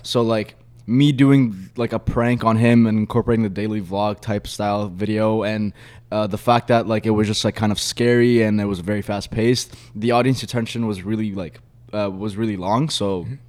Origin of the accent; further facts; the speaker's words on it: Milton, Ontario, Canada; also born or lived in Egypt; I'm from Milton. It's a very small like town